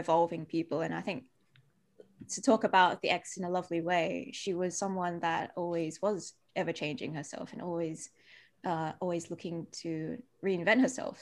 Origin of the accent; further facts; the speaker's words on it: Perth, Western Australia, Australia; accent: Aussie; also born or lived in Malaysia; I was born in Malaysia, but I came to Australia when I was two years old